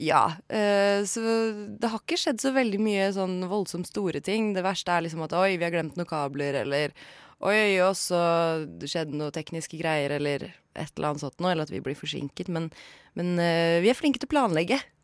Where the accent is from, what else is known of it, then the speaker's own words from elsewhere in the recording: Horten, Vestfold, Norway; moved away as an adult; Horten fordi det er min hjemby